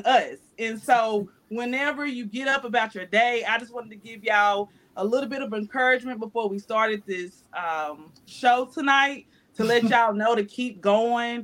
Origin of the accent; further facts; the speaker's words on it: North Carolina, United States; moved away; I'm from North Carolina